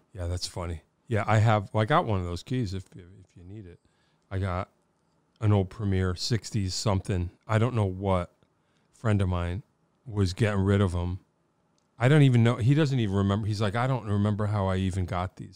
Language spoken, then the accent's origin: English; Wallingford, Connecticut, United States; I grew up in Wallingford.